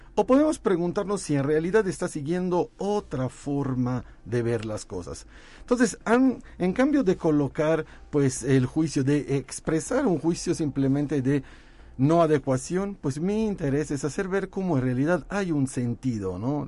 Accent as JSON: {"language": "Spanish", "town": "Naples", "region": "Campania", "country": "Italy", "moved": "yes", "said": "yo soy de Nápoles, es el Nápoles"}